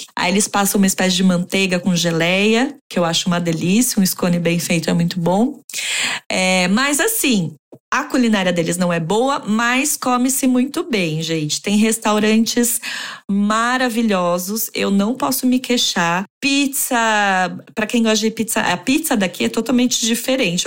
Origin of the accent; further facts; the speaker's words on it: São Paulo, Brazil; moved away as an adult; also born or lived in Santiago, Chile / Mexico City, Mexico; now in London, United Kingdom; Eu nasci em São Paulo, capital